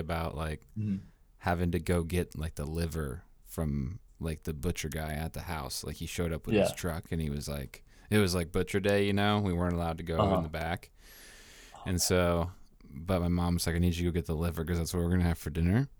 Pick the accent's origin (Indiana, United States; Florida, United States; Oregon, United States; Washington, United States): Washington, United States; I was in Washington, in Washington State.